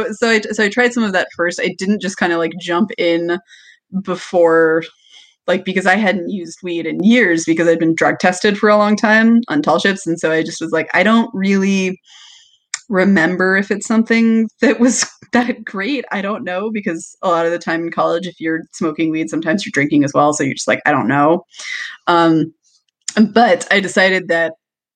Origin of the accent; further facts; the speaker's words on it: Washington, United States; moved away; I'm originally from Washington